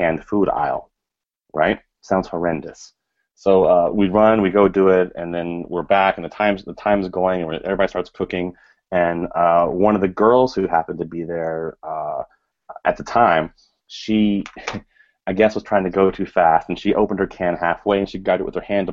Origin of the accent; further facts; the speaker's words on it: Richmond, Virginia, United States; now in Connecticut, United States; I grew up down south in Richmond, Virginia